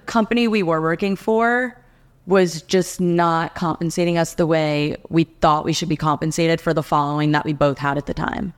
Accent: New Jersey, United States; moved away as an adult; also born or lived in Alabama; now in Nashville, United States; I'm from New Jersey

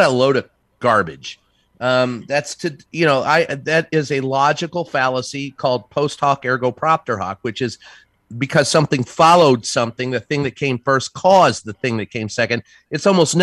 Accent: Maryland, United States; my home state in Maryland

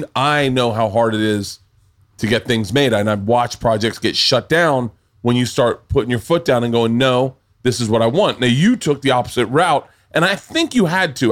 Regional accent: the South, United States; growing up in the South

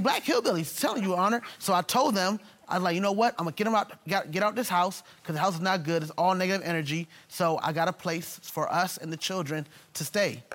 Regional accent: Jamaica; I'm Jamaican

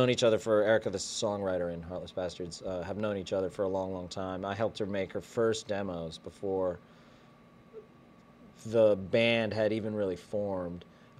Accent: Boulder, Colorado, United States; born there; also born or lived in western Pennsylvania, United States / upstate New York, United States / northern Kentucky, United States; now in Texas, United States; No, I was born in Boulder, Colorado.

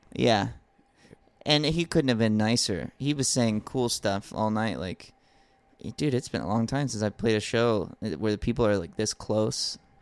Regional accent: Alabama, United States; I grew up in Alabama

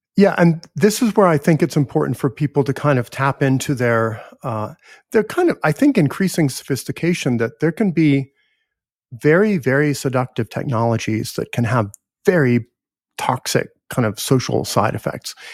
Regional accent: United States; I'm American

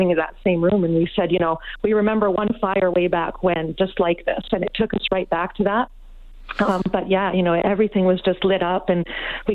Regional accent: Osoyoos, British Columbia, Canada; now in Victoria, Canada; I was born and raised in Osoyoos, even though I live in Victoria now

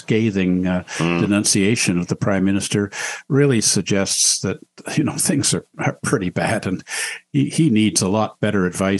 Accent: Canada; I feel really a lot of regret about that as a Canadian

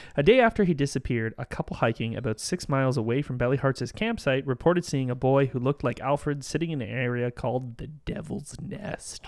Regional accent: Canada; we're Canadian

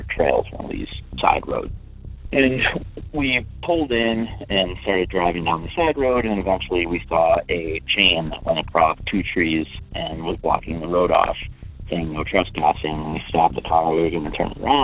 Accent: Sheboygan Falls, Wisconsin, United States; now in Minnesota, United States; I grew up in Sheboygan County, Sheboygan Falls, Wisconsin

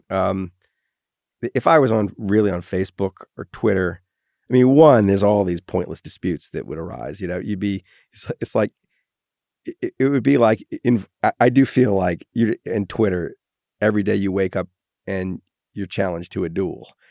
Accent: Wales, United Kingdom; my real response is I'm Welsh.

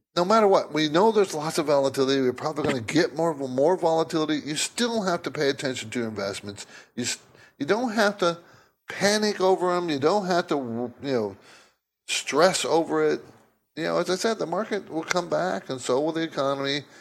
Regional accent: San Diego, California, United States; moved away as an adult; also born or lived in New Jersey; I grew up in the West Coast in San Diego

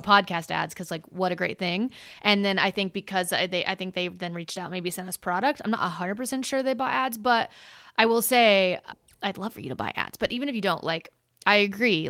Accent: United States; I'm from the United States

